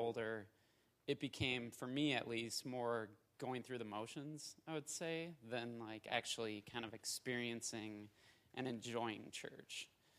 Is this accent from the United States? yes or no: yes; Minnesota, United States; now in Austin, United States; for y'all that don't know. I'll give you a little bit of background. So I'm from Minnesota originally. I grew up in a small town there, and I was raised Catholic.